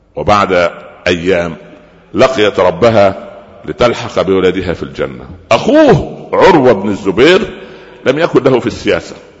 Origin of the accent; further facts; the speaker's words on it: Upper Egypt, Egypt; عندنا في الصعيد